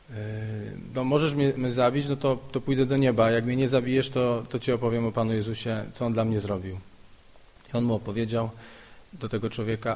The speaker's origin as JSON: {"language": "Polish", "town": "Szczekociny", "region": "Silesian Voivodeship", "country": "Poland", "moved": "yes", "lives_now": "Kraków, Poland", "said": "w Krakowie mieszkam, ale pochodzę z takiej miejscowości Szczekociny."}